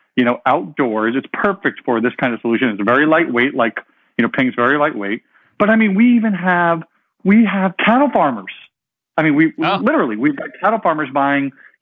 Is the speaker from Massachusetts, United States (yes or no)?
no; New York, United States; moved away as an adult; also born or lived in Pennsylvania / California; I grew up in New York, went to school in Pennsylvania